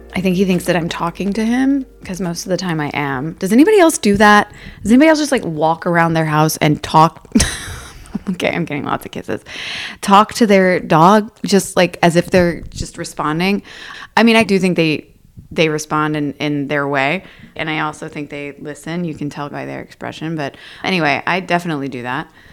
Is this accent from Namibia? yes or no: no; Louisville, Kentucky, United States; moved away as an adult; now in Los Angeles, United States; Growing up in Louisville, I have two brothers